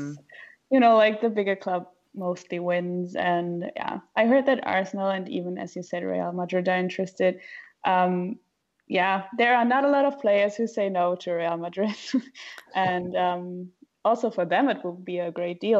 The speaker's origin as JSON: {"language": "English", "town": "Frankfurt", "region": "Hesse", "country": "Germany", "said": "I'm from Frankfurt"}